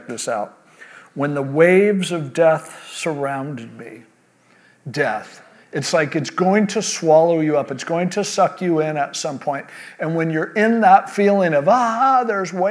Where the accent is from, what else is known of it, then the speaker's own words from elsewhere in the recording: California, United States; born and raised in California like me